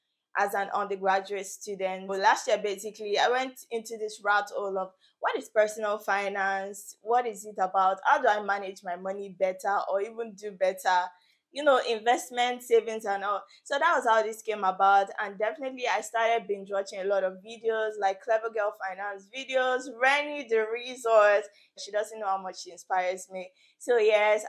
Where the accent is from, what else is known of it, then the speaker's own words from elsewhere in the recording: Nigeria; moved away as an adult; now in Canada; I am currently based in Canada. I came from Nigeria for my studies.